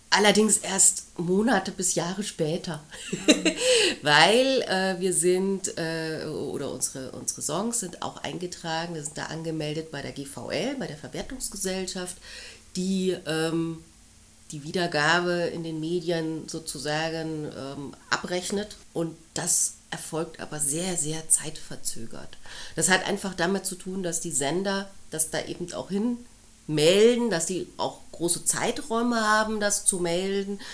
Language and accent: German; Munich area, Bavaria, Germany; Ich bin im Raum München aufgewachsen